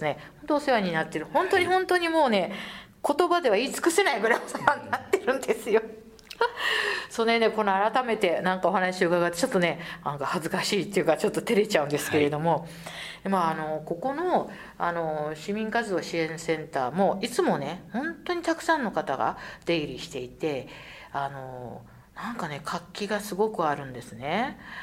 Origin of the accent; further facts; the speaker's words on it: Tokyo, Japan; 私なんかね、東京の下町で育ったもんですから、非常に人のつながりが強いところで生まれ育ったんですね。